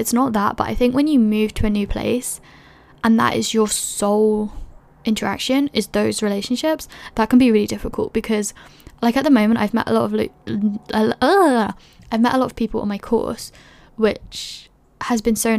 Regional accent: London, United Kingdom; moved away as an adult; also born or lived in Edinburgh; When I was in first year, I moved to Edinburgh from London. I was 18, I didn't know anybody

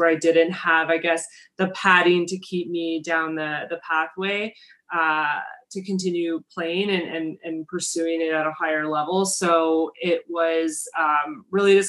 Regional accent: Montreal, Quebec, Canada; I am Canadian. I'm based in Montreal. And so bilingual kid, grew up here playing sports

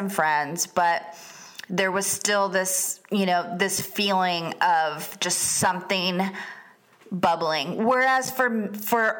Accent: Florida, United States; moved away as an adult; also born or lived in Atlanta / San Diego / Los Angeles; I'm from Florida

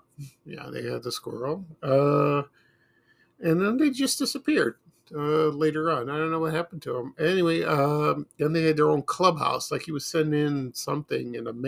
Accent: Chicago, Illinois, United States; when I was growing up in Chicago

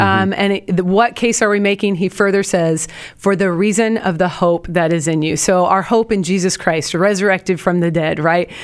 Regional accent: Portland, Oregon, United States; now in Houston, United States; from, uh, the Pacific Northwest. I'm from Portland, Oregon

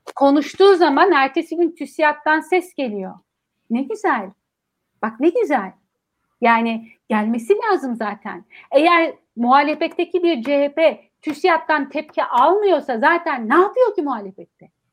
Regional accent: Ankara, Turkey; benim büyüdüğüm yer biliyor musun Çukuranbay

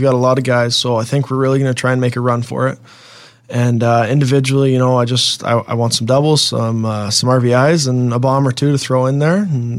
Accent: Barrie, Ontario, Canada; being from Barrie

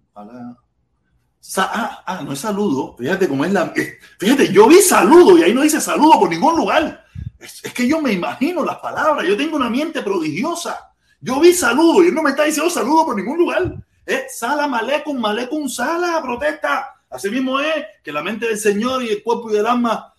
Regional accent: Cuba; moved away; nací en Cuba

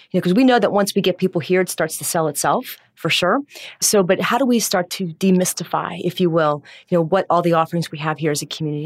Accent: Cincinnati, Ohio, United States; also born or lived in Cleveland; I'm from Cincinnati originally

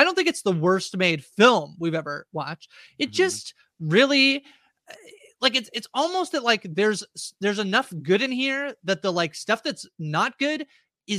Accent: Canada; We were just being Canadian

